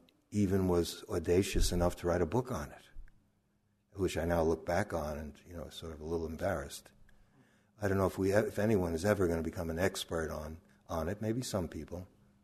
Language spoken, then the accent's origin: English; Brooklyn, New York, United States; We grew up in near Coney Island, Brooklyn and the Atlantic Ocean.